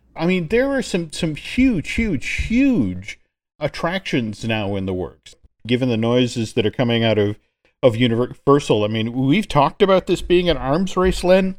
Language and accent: English; New England, United States; now in Orlando, United States; I grew up in New England